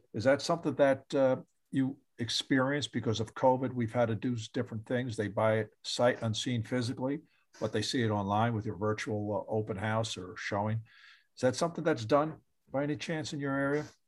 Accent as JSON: {"language": "English", "region": "New York", "country": "United States", "moved": "yes", "lives_now": "Florida, United States", "said": "I'm from New York."}